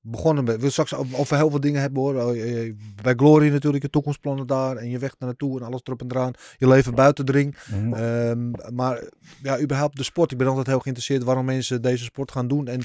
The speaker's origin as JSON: {"language": "Dutch", "country": "Netherlands", "tie": "born or raised there", "said": "ik ben in Oost opgegroeid."}